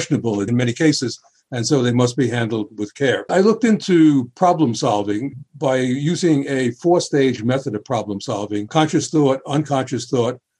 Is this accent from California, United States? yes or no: no; New York City, New York, United States; when I was a boy growing up in the Bronx